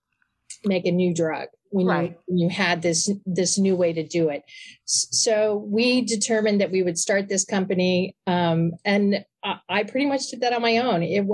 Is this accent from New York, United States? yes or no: no; Oklahoma City, Oklahoma, United States; moved away as an adult; also born or lived in Connecticut; I was born and raised in Oklahoma City